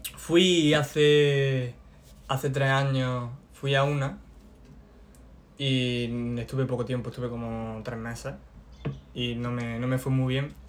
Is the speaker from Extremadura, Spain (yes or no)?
no; Loja, Andalusia, Spain; Vengo de Loja. Vengo de. de una, un barrio tranquilo.